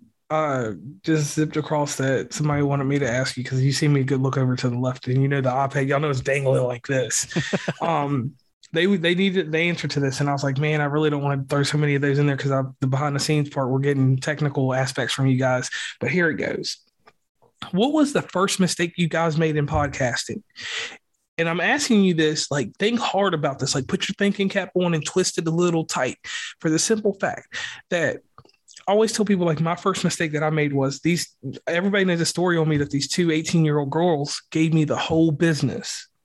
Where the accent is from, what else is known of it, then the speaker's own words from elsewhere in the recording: the South, United States; I am from the South